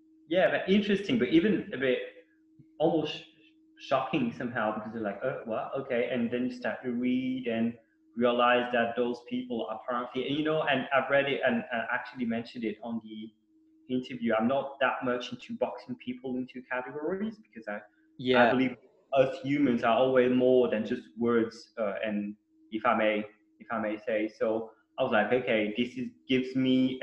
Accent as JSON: {"language": "English", "region": "Geneva", "country": "Switzerland", "tie": "born or raised there", "also_born_or_lived": "Sydney, Australia", "second_language": "English", "lives_now": "Canton Vaud, Switzerland", "said": "born and raised in Geneva, Switzerland."}